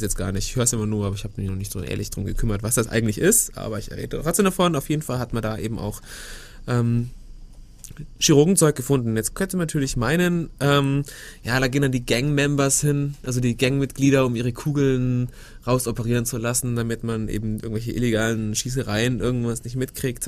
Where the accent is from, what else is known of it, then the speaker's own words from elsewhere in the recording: Germany; bei uns in Deutschland